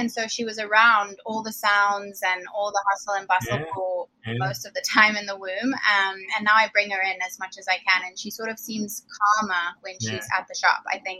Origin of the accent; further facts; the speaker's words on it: Zimbabwe; now in United States; Some kind of Southern. I'm from Zimbabwe originally. I've been here since 2007. So the accent comes and goes, I think.